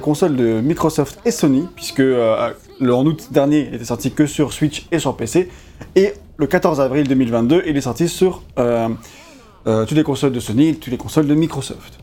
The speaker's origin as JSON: {"language": "French", "country": "France", "said": "on est français"}